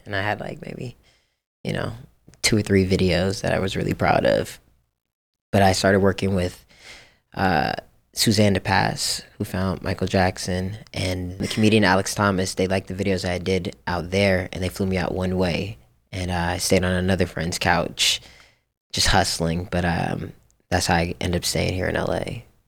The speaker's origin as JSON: {"language": "English", "country": "Japan", "tie": "born or raised there", "moved": "yes", "lives_now": "Los Angeles, United States", "said": "I grew up in Japan"}